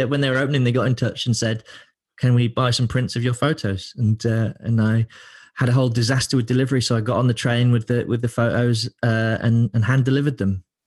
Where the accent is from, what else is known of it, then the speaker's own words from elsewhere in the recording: Lincoln, East Midlands, United Kingdom; also born or lived in London; now in Manchester, United Kingdom; I'm from Lincoln